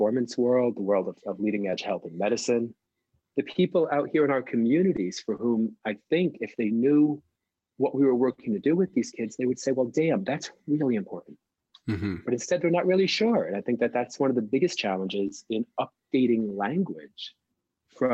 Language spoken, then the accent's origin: English; New Jersey, United States; I grew up in New Jersey